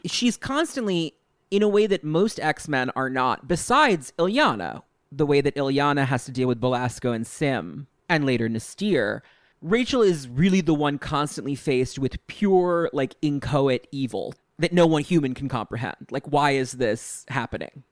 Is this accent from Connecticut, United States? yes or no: no; New York, United States; as a New Yorker